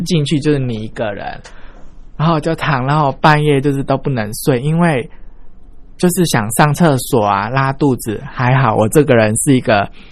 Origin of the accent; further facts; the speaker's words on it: Taiwan; 我们台湾人比较重视的是诚信